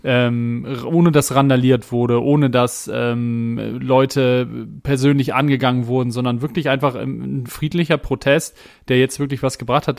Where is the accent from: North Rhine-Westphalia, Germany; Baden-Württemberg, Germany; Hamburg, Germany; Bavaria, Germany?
Hamburg, Germany; als ein Hamburger Jung, äh, irgendwie in Barmbek groß geworden, bei Barmbek Uhlenhaus gespielt